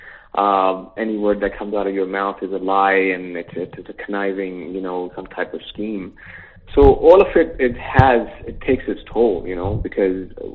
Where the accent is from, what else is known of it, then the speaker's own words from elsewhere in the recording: New York, United States; moved away; also born or lived in Long Island; We grew up in New York, you know, half of our lives in Queens and Long Island